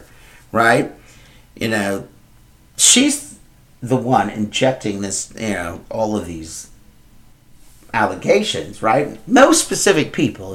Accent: Moultrie County, Illinois, United States; my hometown, Moultrie County

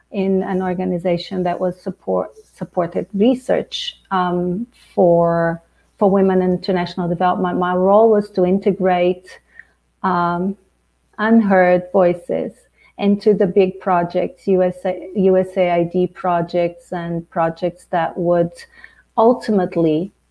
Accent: Angola; born there; So my father was from Portugal, uh, the colonizer. I was born in Angola.

